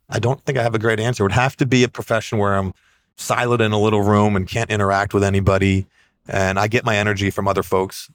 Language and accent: English; the Adirondacks, New York, United States; I grew up in the Adirondacks, outside hiking